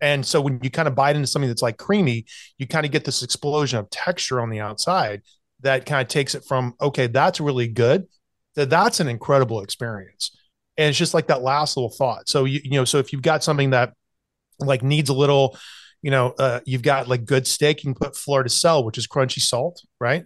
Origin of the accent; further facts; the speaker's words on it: South Carolina, United States; I grew up in South Carolina, especially when I was going to, uh, college in Charleston